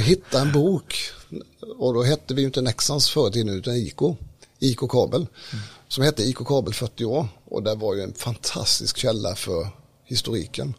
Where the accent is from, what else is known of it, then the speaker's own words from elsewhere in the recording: Smålandsstenar, Jönköping County, Sweden; jag är ju smålänning då, född i Smålandstena mm. i en hantverkarfamilj